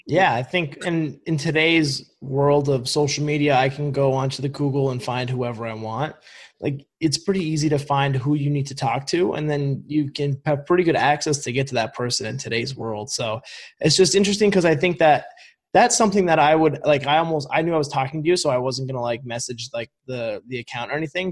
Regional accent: Vermont, United States; I'm from Vermont

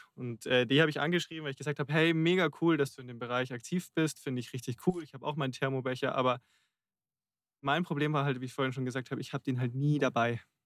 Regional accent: Rosenheim, Bavaria, Germany; in Rosenheim in meiner Heimatstadt

